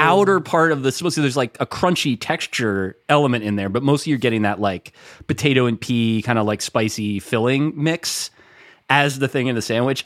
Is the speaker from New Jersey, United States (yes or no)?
yes; Bergen County, New Jersey, United States; I'm from Brigham County, New Jersey